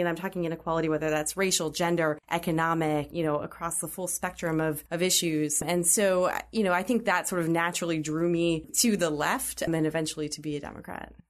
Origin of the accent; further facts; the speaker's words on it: Pittsburgh, Pennsylvania, United States; growing up in Pittsburgh was a really interesting experience